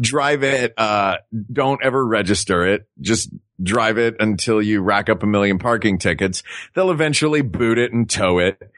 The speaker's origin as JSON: {"language": "English", "region": "Tennessee", "country": "United States", "said": "I'm from Tennessee"}